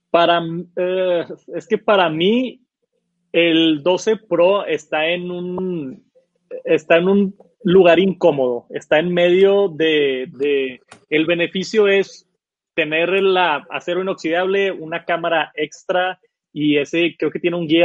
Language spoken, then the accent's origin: Spanish; Monterrey, Nuevo León, Mexico; Soy de Monterrey.